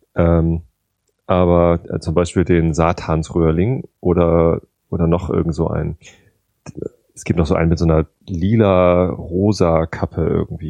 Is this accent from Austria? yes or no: no; Northern Germany, Germany; hier bei uns in Norddeutschland, wir leben halt auf dem Lande